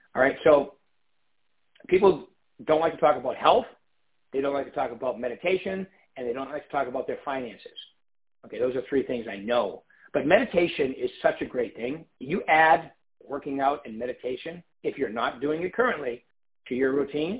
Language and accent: English; East Coast, United States; moved away; also born or lived in San Diego; I'm from the East Coast.